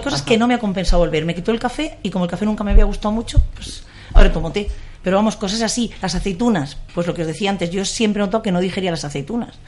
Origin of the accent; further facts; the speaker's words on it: Region of Murcia, Spain; also born or lived in Mula; now in Madrid, Spain; Yo soy de Murcia